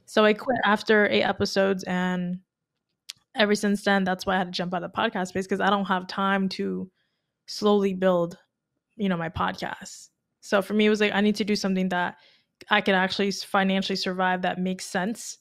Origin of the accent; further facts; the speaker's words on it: Tampa, Florida, United States; moved away as an adult; now in Miami, United States; I'm from Tampa